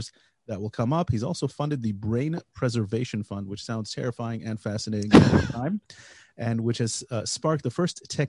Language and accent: English; United States; born or raised there; now in Israel